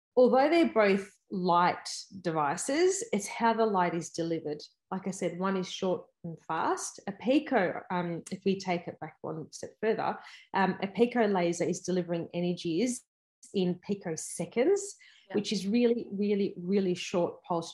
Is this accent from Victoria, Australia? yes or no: yes; Melbourne, Victoria, Australia; I am from Melbourne